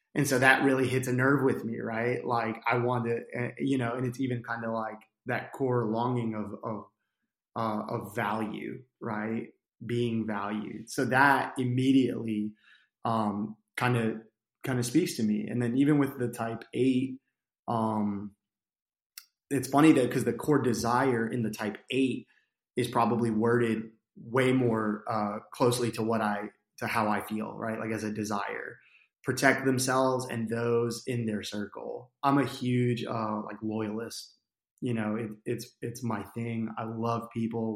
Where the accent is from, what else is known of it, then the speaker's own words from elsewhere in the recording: New Jersey, United States; moved away as an adult; also born or lived in Arkansas; now in Conway, United States; I grew up in New Jersey, um, to a single mom